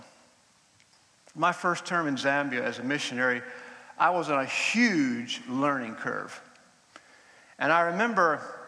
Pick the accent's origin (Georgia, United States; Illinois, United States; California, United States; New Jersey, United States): Georgia, United States; moved away; I grew up in Georgia in the United States